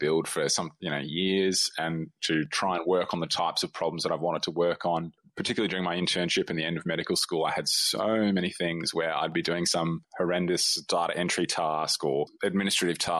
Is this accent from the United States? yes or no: no; Australia; I'm an Australian doctor